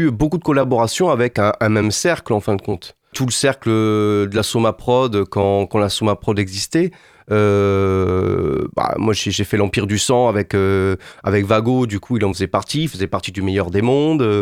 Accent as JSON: {"language": "French", "town": "Montpellier", "region": "Occitania", "country": "France", "said": "Moi, je venais de Montpellier."}